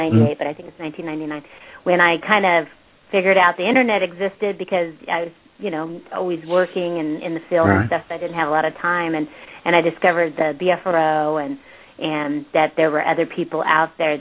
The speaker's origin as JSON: {"language": "English", "town": "Porterville", "region": "California", "country": "United States", "tie": "born or raised there", "said": "I was born and raised in Porterville, California"}